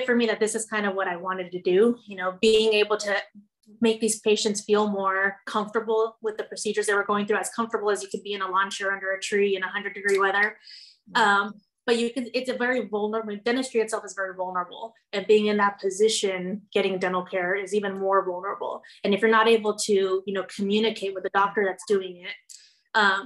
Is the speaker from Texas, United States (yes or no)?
yes; Rio Grande Valley, Texas, United States; growing up in the Valley and knowing Spanish and being Hispanic